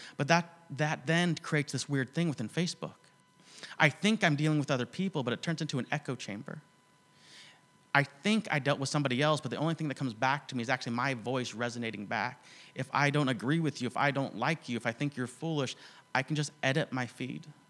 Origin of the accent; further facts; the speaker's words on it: United States; I'm from the States